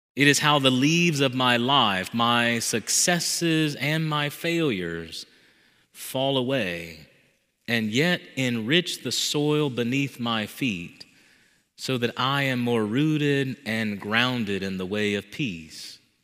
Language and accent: English; the South, United States; Growing up in the South with a Southern mother